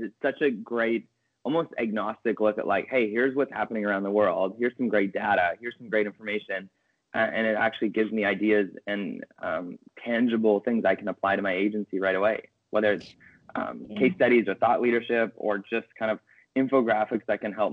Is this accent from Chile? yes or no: no; Canada; as a Canadian in marketing